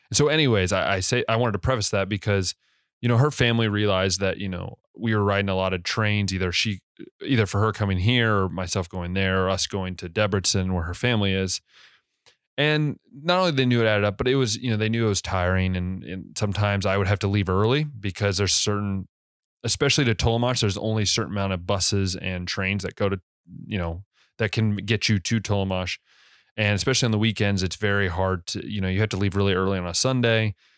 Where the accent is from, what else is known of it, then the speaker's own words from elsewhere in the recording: United States; moved away as an adult; now in Hungary; as an American, I do all the time